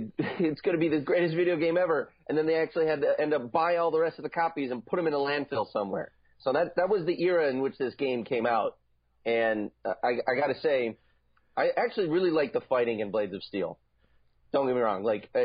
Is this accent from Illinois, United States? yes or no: yes; Chicago, Illinois, United States; born there; Now, I was born in Chicago, and the Blackhawks at that time were the team that I was introduced to this great game for.